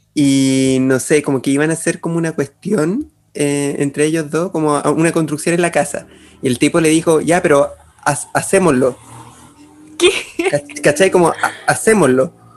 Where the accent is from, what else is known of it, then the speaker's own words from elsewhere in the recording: Chile; como los chilenos en general